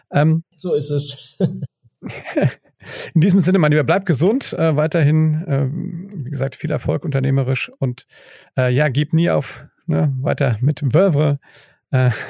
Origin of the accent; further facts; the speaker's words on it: Mainz, Rhineland-Palatinate, Germany; Ich meine, du, ich komme ja aus Mainz, das ist nicht ganz halb so groß, aber fast äh, nur halb so groß wie, wie, wie Bielefeld.